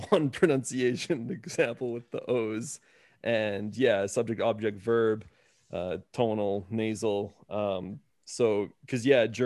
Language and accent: English; Saskatchewan, Canada; I'm from Saskatchewan, Canada.